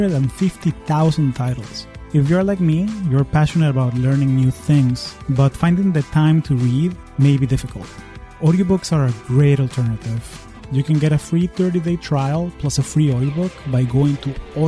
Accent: Caracas, Capital District, Venezuela; also born or lived in Silicon Valley, United States; now in United States

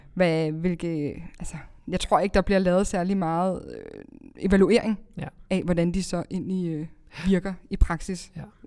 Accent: Greve, Zealand, Denmark; jeg er opvokset i Greve

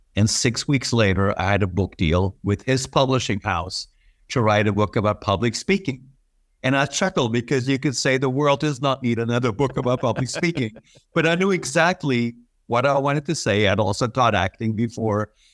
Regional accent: Germany; also born or lived in Manhattan; now in Florida, United States; I was raised in Germany

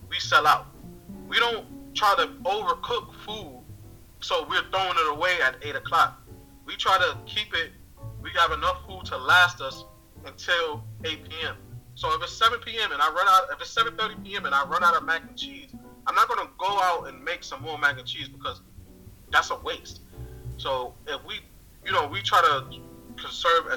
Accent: New York City, New York, United States; now in Portland, Maine, United States; I come from the Bronx, and I know that it's rough out there

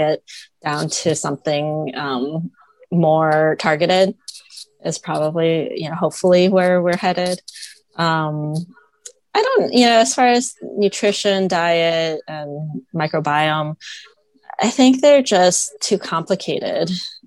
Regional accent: Toledo, Ohio, United States; I grew up in Toledo, Ohio

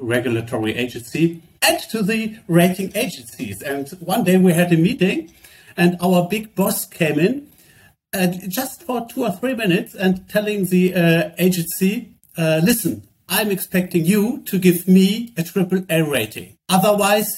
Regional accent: Germany; we come from Germany

